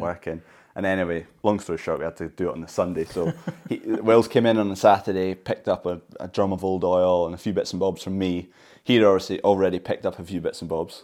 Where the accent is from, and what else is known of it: Scotland, United Kingdom